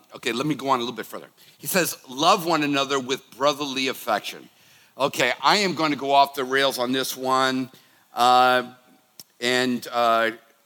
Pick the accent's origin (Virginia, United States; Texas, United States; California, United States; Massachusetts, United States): Massachusetts, United States; Boston; I was growing up in the Boston area